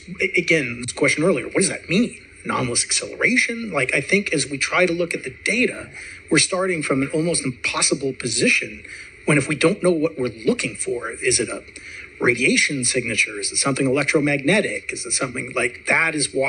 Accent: Montana, United States; Well, I'm from Montana

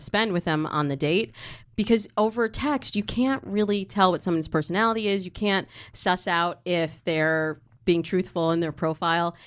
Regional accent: Michigan, United States; I grew up in Michigan

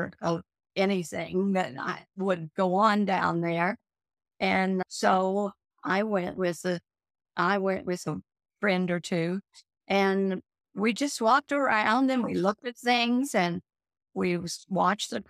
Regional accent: Joplin, Missouri, United States; also born or lived in Columbia, Missouri; I was brought up in Joplin, Missouri, and lived there for 20 years

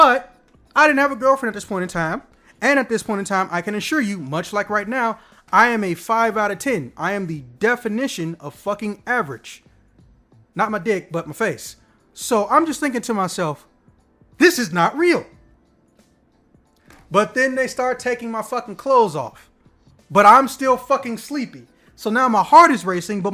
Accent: Illinois, United States; I'm from Illinois

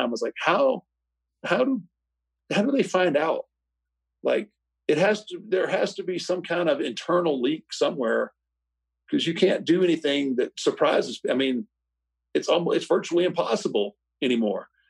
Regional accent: Houston, Texas, United States; I grew up in Houston, used to go to the Sam Houston Coliseum and watch it there.

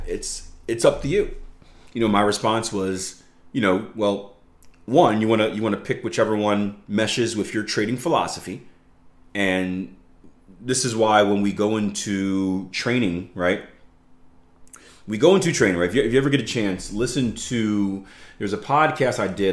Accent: United States; I'm from America

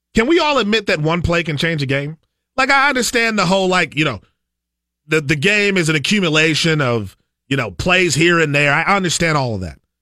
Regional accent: Milwaukee, Wisconsin, United States; now in Minnesota, United States; growing up in Milwaukee

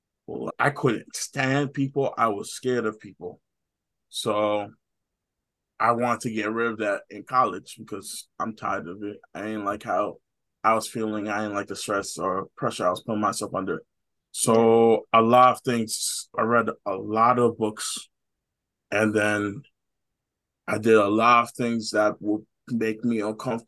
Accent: Nigeria; I'm Nigerian

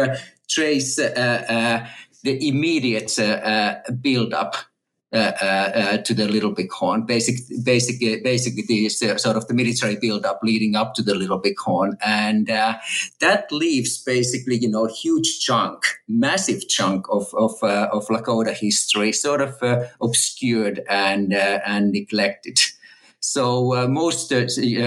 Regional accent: Finland; moved away as an adult; also born or lived in Texas, United States / California, United States; now in Oxford, United Kingdom; I'm a native Finn, and I grew up in Finland

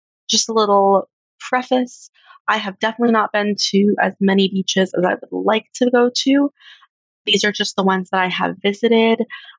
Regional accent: Colorado, United States; I'm actually from Colorado, so I am landlocked

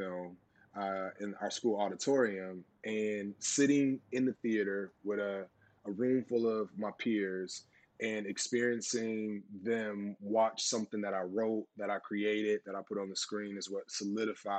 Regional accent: the South, Florida, United States; growing up in the South

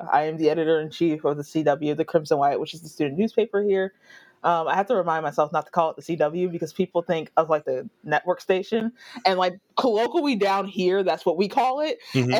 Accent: Middletown, Delaware, United States; moved away as an adult; now in Alabama, United States; I am originally from Middletown, Delaware.

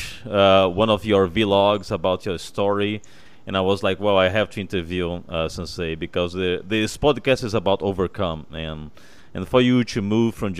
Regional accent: Brazil; I'm from Brazil

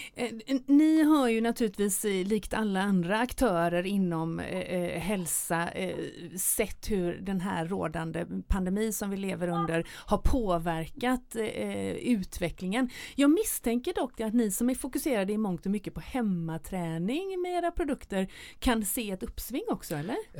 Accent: Gothenburg, Västra Götaland, Sweden; göteborgaren i mig

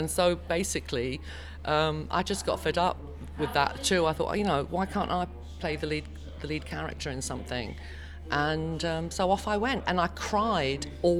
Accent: England, United Kingdom; So I say I'm English because I think it's only the English who call themselves British.

